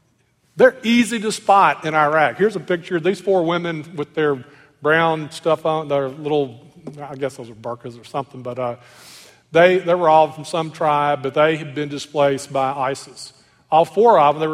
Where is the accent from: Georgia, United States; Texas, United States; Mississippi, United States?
Mississippi, United States; Clarksdale; I grew up in Clarksville, Mississippi, a little Delta town